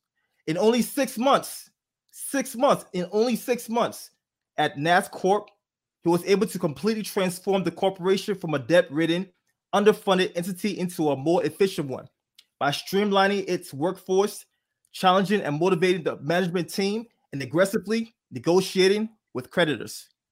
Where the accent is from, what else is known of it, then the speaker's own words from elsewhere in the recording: Liberia; born there; And you guys know I was born in Liberia. I survived a civil war.